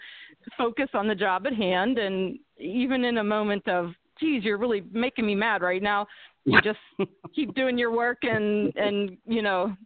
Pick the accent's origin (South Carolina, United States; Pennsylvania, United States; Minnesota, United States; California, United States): Pennsylvania, United States; Punxsutawney; from my hometown of Punxsutawney